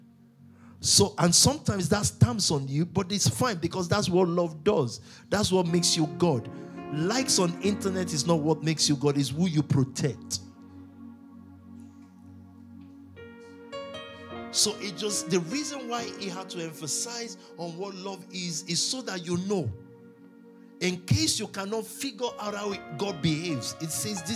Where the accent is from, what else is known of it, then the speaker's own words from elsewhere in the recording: Nigeria; I'm a Nigerian